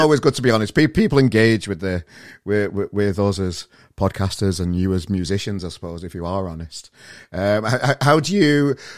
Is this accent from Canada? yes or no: no; Australia; I'm an Aussie bastard